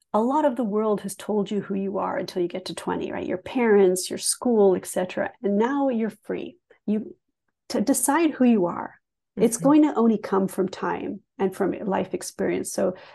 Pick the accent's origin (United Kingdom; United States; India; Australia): United Kingdom; England; also born or lived in Canada; So my story is interesting because I grew up half in England, half in Canada.